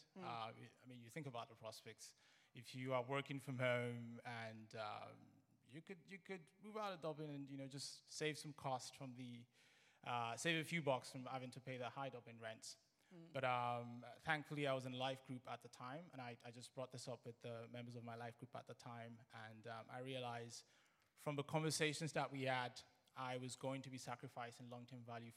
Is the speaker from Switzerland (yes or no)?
no; Nigeria; I'm Nigerian